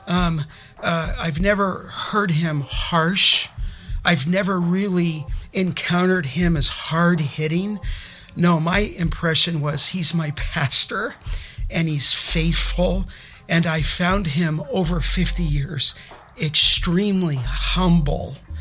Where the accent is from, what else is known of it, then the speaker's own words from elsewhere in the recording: Los Angeles, California, United States; now in Kingsburg, United States; I grew up in Canoga Park, California, in the San Fernando Valley